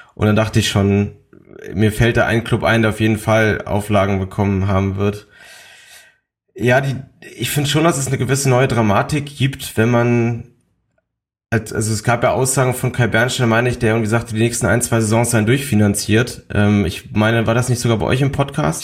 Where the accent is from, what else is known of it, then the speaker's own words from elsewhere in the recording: Berlin, Germany; bin gebürtig aus Berlin und dementsprechend auch äh, Hertha-Fan